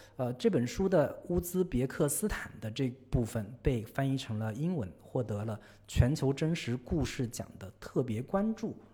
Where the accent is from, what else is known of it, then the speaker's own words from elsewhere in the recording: China; 我们中国人